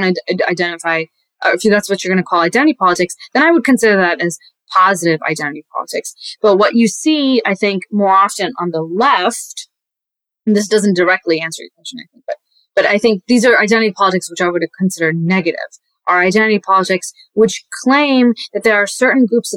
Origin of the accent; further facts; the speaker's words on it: Texas, United States; also born or lived in Pakistan; I was raised in Texas